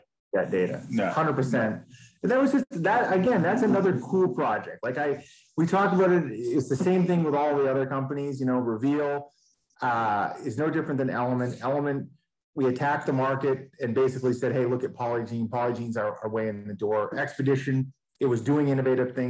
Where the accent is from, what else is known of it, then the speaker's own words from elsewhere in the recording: Maine, United States; I'm from Maine